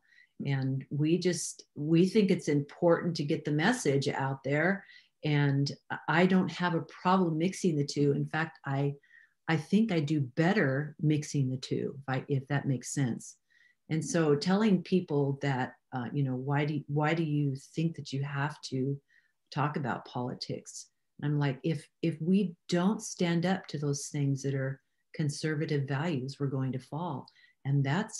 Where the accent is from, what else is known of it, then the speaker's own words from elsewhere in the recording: Redding, California, United States; I was born and raised in Redding, California.